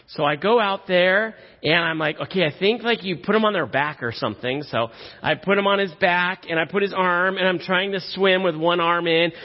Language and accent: English; Silicon Valley, California, United States; I grew up in the Silicon Valley. I grew up uh, down the street from Apple.